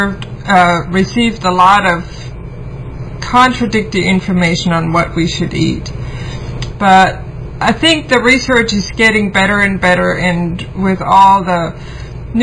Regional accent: Germany; moved away as an adult; now in United States; I grew up in Germany

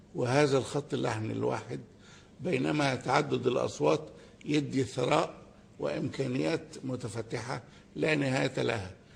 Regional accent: Egypt; إحنا كمصريين وكعرب

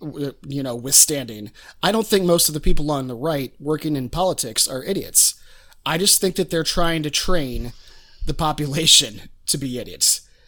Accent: rural Ohio, United States; moved away; most of my hometown, you know, it's a complete echo chamber.

